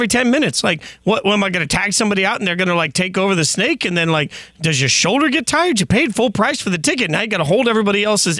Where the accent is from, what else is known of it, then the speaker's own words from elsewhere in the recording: Las Vegas, Nevada, United States; moved away; also born or lived in Nashville; I'm from Vegas